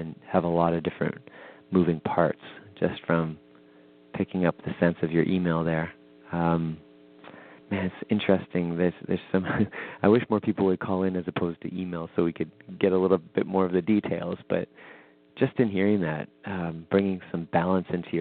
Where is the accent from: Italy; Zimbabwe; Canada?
Canada; Winnipeg, Manitoba; my hometown of Winnipeg